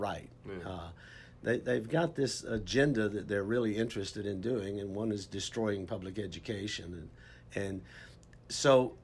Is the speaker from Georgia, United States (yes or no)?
yes; Albany, Georgia, United States; now in Texas, United States; originally I'm from Georgia. Originally from a little town, Albany, Georgia. But I've been in Texas for 35 years now